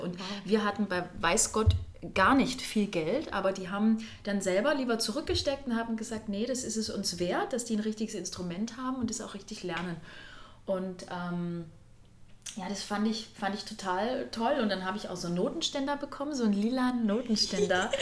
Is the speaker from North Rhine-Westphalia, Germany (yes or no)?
no; Furtwangen, Baden-Württemberg, Germany; Also wo ich herkomme, ich bin auf der höchstgelegenen Schule Deutschlands zur Schule gegangen. Das ist, die nennt sich halt Eliteschule des Sports, weil dort auch das Skiinternat ist in Furtwangen